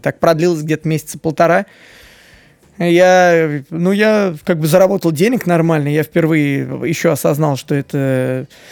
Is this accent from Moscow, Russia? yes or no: yes; Moscow, Russia; мне 30 лет, я коренной москвич